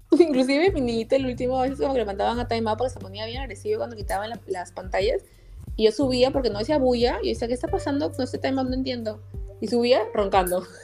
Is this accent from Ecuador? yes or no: no; Peru; now in United States; soy de Perú